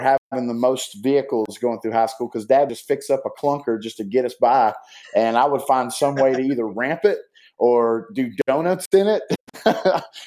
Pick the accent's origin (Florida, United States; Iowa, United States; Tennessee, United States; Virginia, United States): Tennessee, United States; Bristol; I was raised in East Tennessee, Bristol, Tennessee